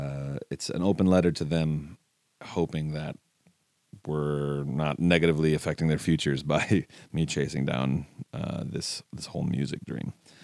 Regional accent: Minneapolis, Minnesota, United States; I'm from Minneapolis, Minnesota.

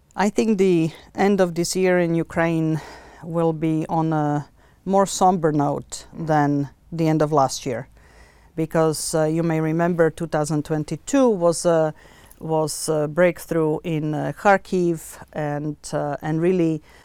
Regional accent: Bratislava, Bratislava Region, Slovakia; moved away; I was born in Bratislava

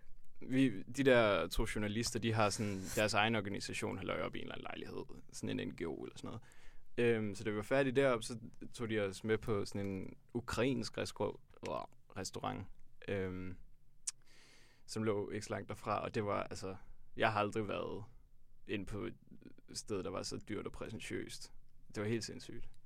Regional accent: Tølløse, Zealand, Denmark; jeg kommer fra Tølløse på Vestjylland

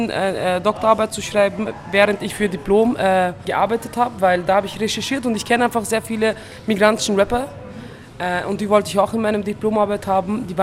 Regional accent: Turkey; German is a second language; jahrelang wurde mir gesagt, so Integration ist das Beste als ein Türke, was du machen kannst.

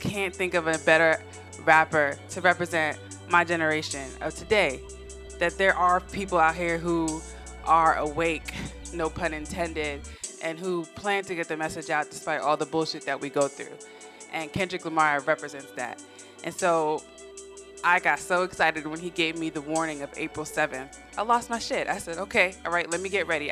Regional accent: West Coast, United States; I'm from the West Coast

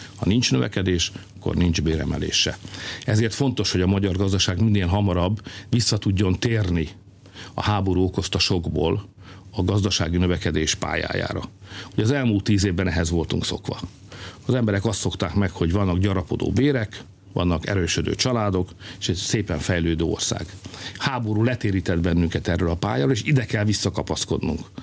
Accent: Hungary; mi magyarok vagyunk

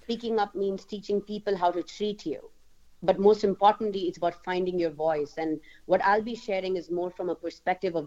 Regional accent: India; moved away as an adult; also born or lived in United States; now in Germany; I actually am born and raised in India, and I moved to Germany from the US because of my work

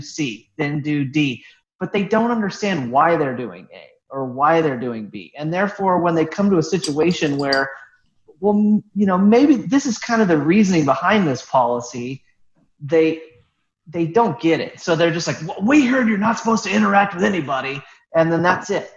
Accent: Terre Haute, Indiana, United States; moved away; also born or lived in Florida; I grew up in Terre Haute, Indiana

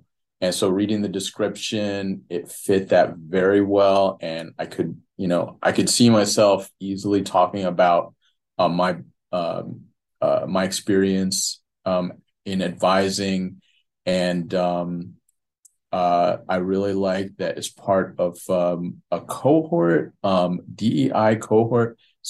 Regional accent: New Jersey, United States; moved away; I'm from New Jersey

